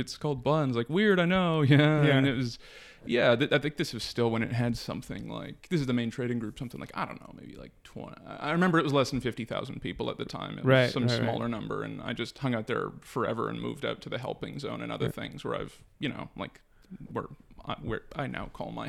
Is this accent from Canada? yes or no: yes; Toronto, Ontario, Canada; Born and raised, yeah.